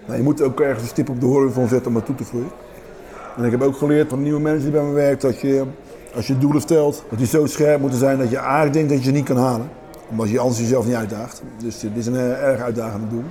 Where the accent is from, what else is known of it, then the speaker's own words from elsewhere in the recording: Rotterdam, South Holland, Netherlands; het centrum van Rotterdam waar ik opgegroeid ben en waar ik, dat, ik voel me een kind van het centrum van Rotterdam.